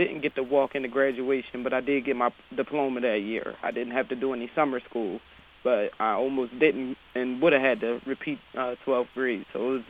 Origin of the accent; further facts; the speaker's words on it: Harrisburg, Pennsylvania, United States; It was a struggle going to John Harris and having to walk so far to go to school